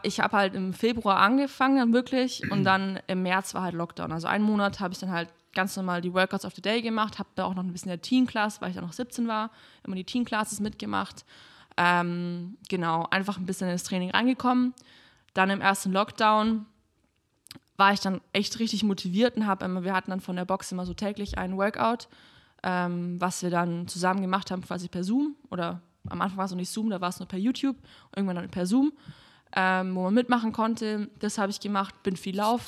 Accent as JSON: {"language": "German", "town": "Kempten", "region": "Bavaria", "country": "Germany", "tie": "born or raised there", "moved": "yes", "lives_now": "Berlin, Germany", "said": "Ich komme aus Kempten eben, das ist in den Bergen direkt"}